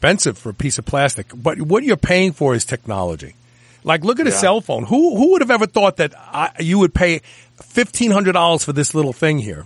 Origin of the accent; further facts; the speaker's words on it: New York City, New York, United States; I'm from Brooklyn. I pronounce words very, very different than the normal people